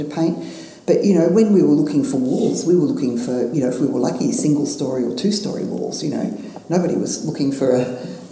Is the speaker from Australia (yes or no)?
yes; Australia; I'm from Australia